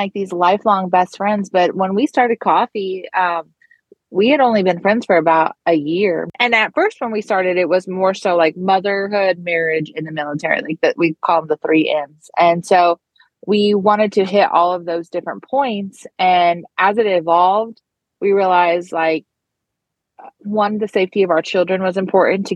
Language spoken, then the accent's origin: English; Arizona, United States; also born or lived in North Carolina; now in South Carolina, United States; I am like a proxy North Carolina native. I grew up in Arizona